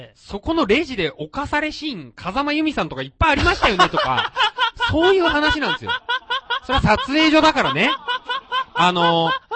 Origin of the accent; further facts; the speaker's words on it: Nagasaki, Japan; now in Tokyo, Japan; 俺は例えば長崎の杉の田舎から出てきてさ